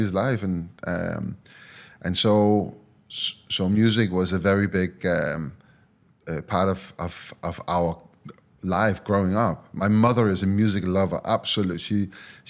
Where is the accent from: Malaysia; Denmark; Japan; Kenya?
Denmark; where I grew up. So I am from Denmark